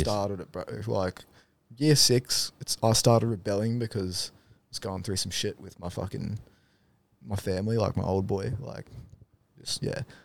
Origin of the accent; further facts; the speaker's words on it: Darwin, Northern Territory, Australia; moved away; also born or lived in Rockhampton, Queensland; Lived a n, nice childhood there, bro, up in Darwin